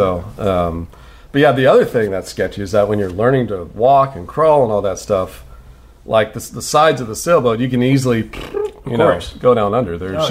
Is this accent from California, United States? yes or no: yes; San Diego, California, United States; I was born and raised in San Diego until I was not raised. We lived on a sailboat in San Diego Harbor until I was 4 years old.